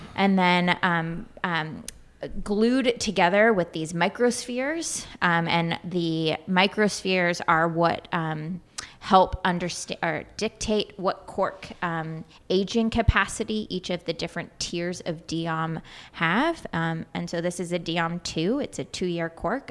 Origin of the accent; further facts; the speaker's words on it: Sausalito, California, United States; I grew up in Sausalito, California